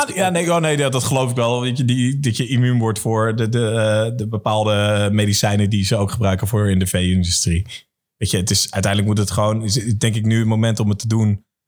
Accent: Amersfoort, Utrecht, Netherlands; voor mij als Amersfoorter

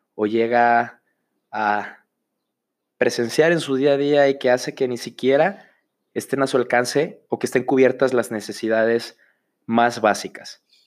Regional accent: Autlán, Jalisco, Mexico; moved away as an adult; now in Guadalajara, Mexico; soy originario de Autlán, Jalisco

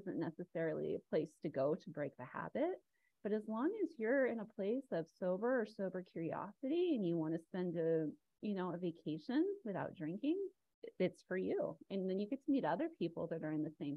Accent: Arizona, United States; I grew up in Arizona.

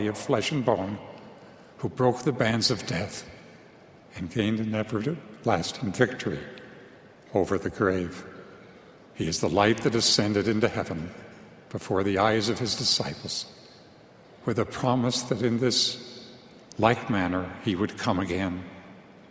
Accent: Long Island, New York, United States; Growing up on Long Island in New York

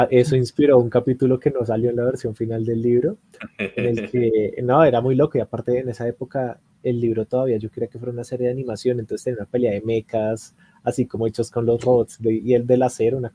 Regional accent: Bogotá, Colombia; Yo soy de Bogotá.

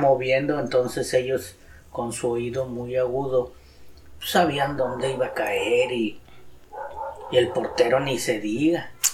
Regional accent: Guadalupe, Nuevo León, Mexico; Nací en Guadalupe, Nuevo León, en una colonia

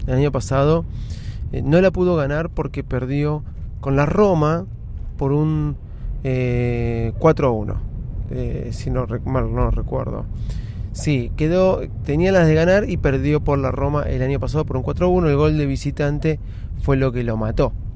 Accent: Argentina; Somos argentinos

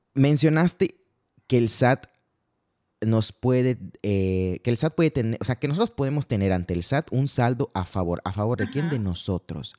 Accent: Mexico

